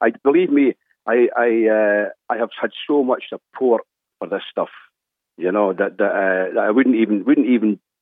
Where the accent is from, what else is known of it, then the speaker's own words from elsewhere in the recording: Dundee, Scotland, United Kingdom; now in Ireland; I'm just back from busking in my hometown of Dundee over in Scotland for the last couple of months.